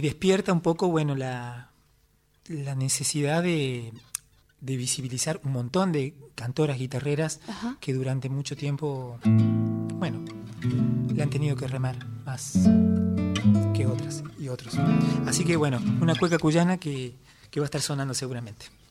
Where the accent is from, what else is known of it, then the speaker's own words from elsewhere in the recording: San Luis, Argentina; Yo me crié en un pueblo, en San Luis